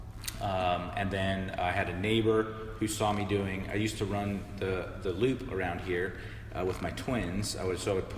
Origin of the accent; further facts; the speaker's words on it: Southern California, United States; moved away as an adult; also born or lived in Los Angeles area / Orange County, California / Virginia; now in Arlington, United States; originally I grew up in Southern California